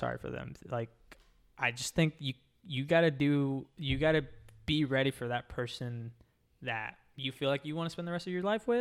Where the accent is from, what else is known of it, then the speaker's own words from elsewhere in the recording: Texas, United States; now in Florida, United States; I grew up in Texas.